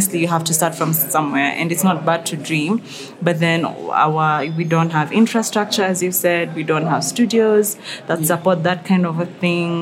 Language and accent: English; Kenya; as Kenyans